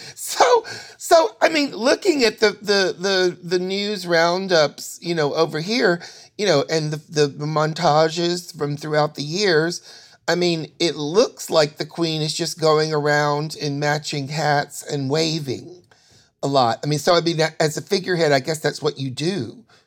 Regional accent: the South, United States; growing up in the South

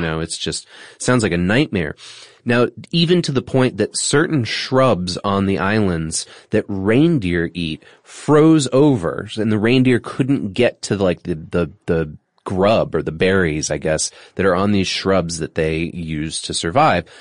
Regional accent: New England, United States; my experience growing up in New England

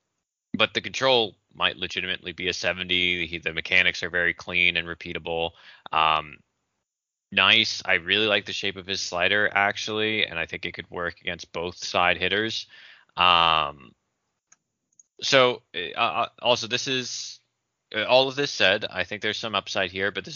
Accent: Monmouth County, New Jersey, United States; Monmouth. The county I grew up in New Jersey

